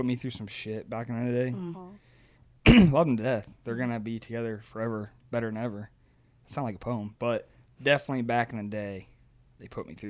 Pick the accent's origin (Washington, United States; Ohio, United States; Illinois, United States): Ohio, United States; moved away; So, I am from Ohio, a tiny little town in Ohio.